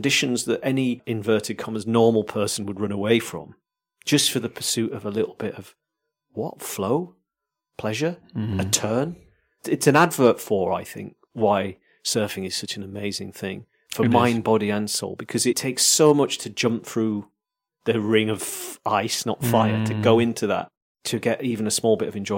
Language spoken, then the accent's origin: English; Yorkshire and the Humber, United Kingdom; I'm from Yorkshire.